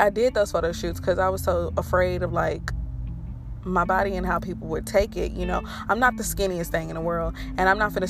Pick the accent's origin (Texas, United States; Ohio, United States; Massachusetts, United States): Texas, United States; Fort Worth; also born or lived in Watauga, Texas; I was born in Fort Worth, Texas.